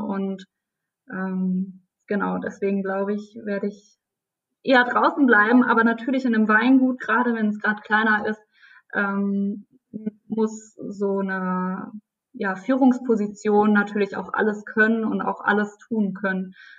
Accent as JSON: {"language": "German", "region": "Rhineland-Palatinate", "country": "Germany", "said": "ich bin eine von den Prinzessinnen aus der Pfalz."}